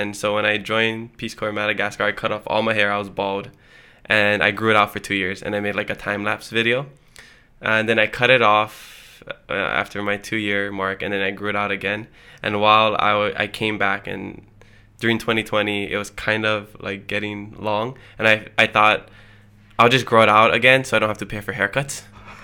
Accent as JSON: {"language": "English", "town": "Hilo", "region": "Hawaii", "country": "United States", "tie": "born or raised there", "first_language": "Hawaiian", "moved": "as an adult", "lives_now": "Oahu, United States", "said": "Hilo, yeah. Born and raised"}